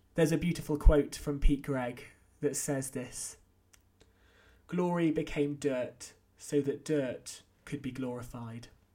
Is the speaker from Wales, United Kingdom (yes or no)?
yes; North Wales, United Kingdom; also born or lived in Oxford; now in Winchester, United Kingdom; I grew up in North Wales, despite being born in Oxford and my family coming from neither Wales or the North.